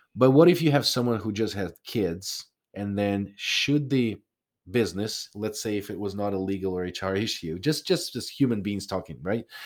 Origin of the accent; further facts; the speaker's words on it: Ukraine; moved away; I'm from Ukraine originally.